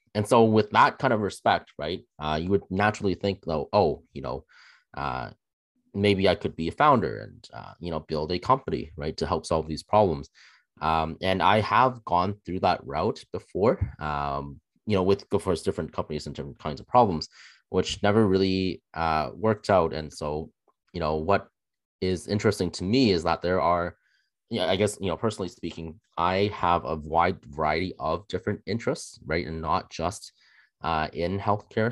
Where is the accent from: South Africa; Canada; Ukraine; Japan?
Canada; Toronto area, Ontario; I'm born and raised in Canada.